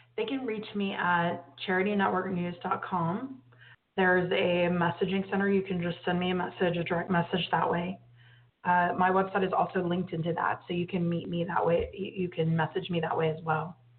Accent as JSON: {"language": "English", "region": "Texas", "country": "United States", "tie": "born or raised there", "said": "I grew up in Texas"}